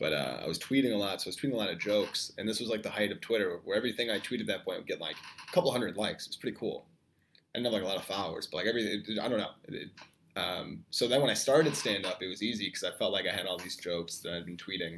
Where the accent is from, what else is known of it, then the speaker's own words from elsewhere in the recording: Chicago, Illinois, United States; I just moved to the north side. I've lived on the south side my whole life, you know?